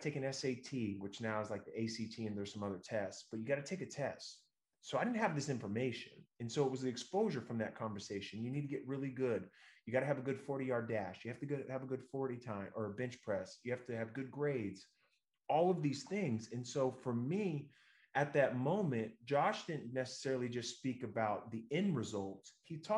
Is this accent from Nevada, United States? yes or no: no; Northern California, United States; we're from Northern California